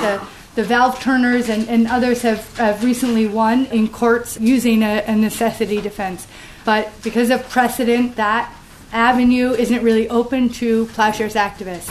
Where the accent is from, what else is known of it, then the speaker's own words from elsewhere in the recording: New London, Connecticut, United States; in my hometown of uh, New London, Connecticut